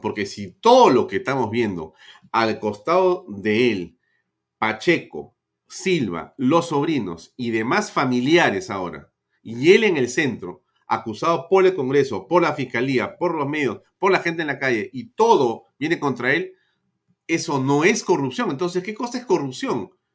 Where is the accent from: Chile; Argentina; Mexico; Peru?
Peru